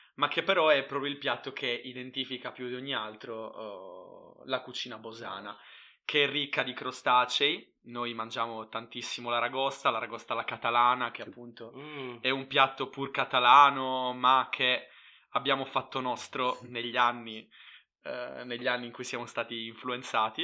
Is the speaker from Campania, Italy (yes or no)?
no; Bosa, Sardinia, Italy; vengo da un paese dove le famiglie sono pescatori da generazioni